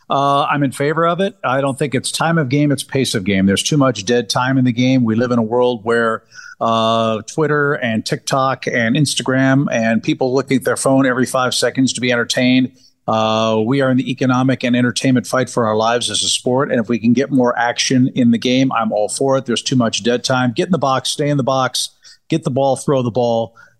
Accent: St. Louis, Missouri, United States; I grew up in St. Louis watching Vince Coleman and Willie McGee steal 100 bases every year.

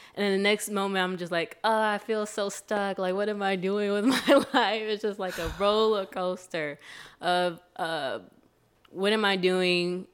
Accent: Sandusky, Ohio, United States; now in Chicago, United States; Ohio, Sandusky, Ohio

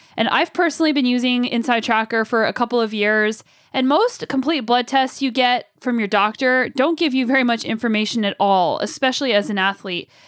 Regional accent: United States; now in Canada; living in Canada and being an American

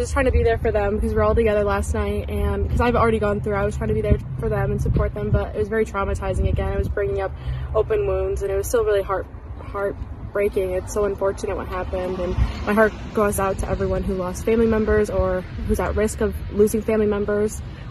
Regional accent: Oxford, Michigan, United States; I'm from Oxford, Michigan.

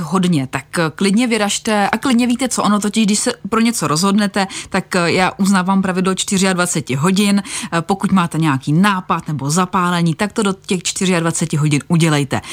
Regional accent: Vysočina Region, Czechia; u nás na Vysočině

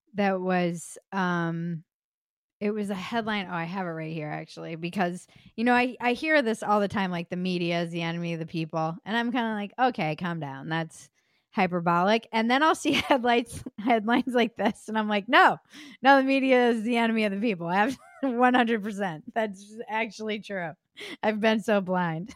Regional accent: United States

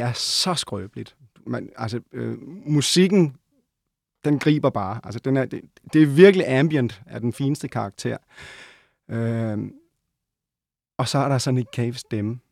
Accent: Odense, Southern Denmark, Denmark; moved away; also born or lived in Copenhagen; lige da jeg var flyttet til København. Jeg var fra Odense.

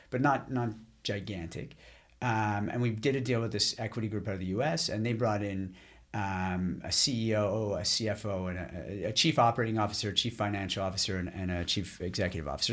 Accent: Ottawa, Ontario, Canada; also born or lived in Boston / Montreal; we moved from Boston, where I was living at the time, back to Ottawa, where I'm from

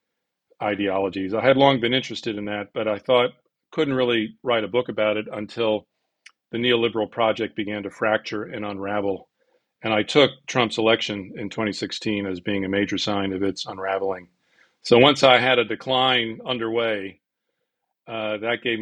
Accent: United States; also born or lived in Britain; now in United Kingdom; I am an American who lives in Britain

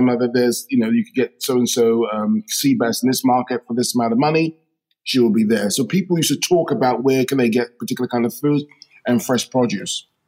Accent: London, United Kingdom; I grew up in uh, firstly Shepherd's Bush, uh, West London

